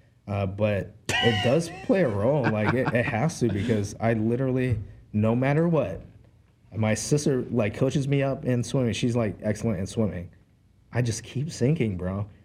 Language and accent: English; Hawaii, United States; now in Surprise, Arizona, United States; I'm from Hawaii, so we swam a lot